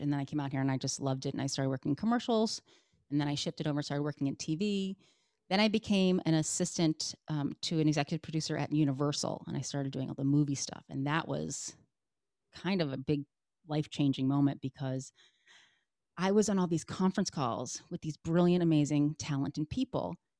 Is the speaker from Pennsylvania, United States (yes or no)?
no; Connecticut, United States; also born or lived in Massachusetts; I was born in Massachusetts, and uh, and then I lived in Connecticut. I moved to Connecticut when I was five